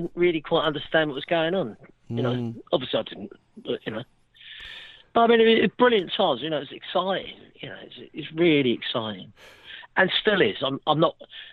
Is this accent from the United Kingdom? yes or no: yes; London, United Kingdom; I'm from Westminster. We're an old Westminster family